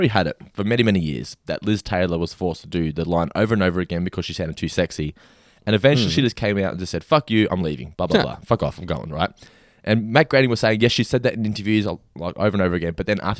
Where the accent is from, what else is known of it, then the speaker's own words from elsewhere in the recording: Australia; I'm just Aussie.